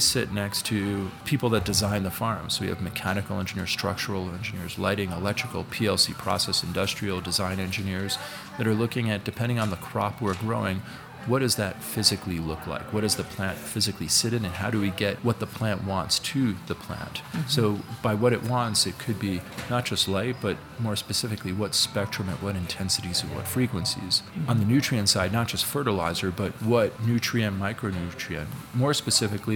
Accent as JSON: {"language": "English", "town": "New York City", "region": "New York", "country": "United States", "tie": "born or raised there", "said": "I'm a kid from New York City"}